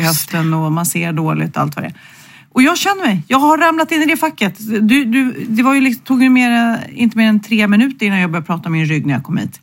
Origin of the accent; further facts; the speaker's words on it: Sweden; vi svenskar